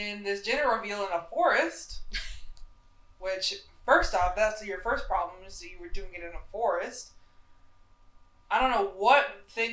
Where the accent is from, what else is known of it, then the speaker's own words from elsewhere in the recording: the South, United States; moved away; I'm from the South, like we didn't have a Great Lake